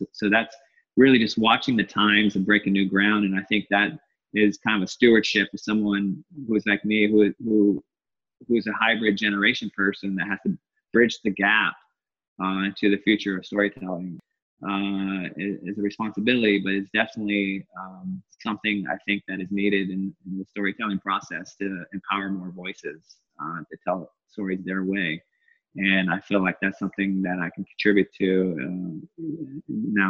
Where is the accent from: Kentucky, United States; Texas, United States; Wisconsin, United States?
Texas, United States; Dallas; moved away; also born or lived in Los Angeles; I was from Dallas, and Latino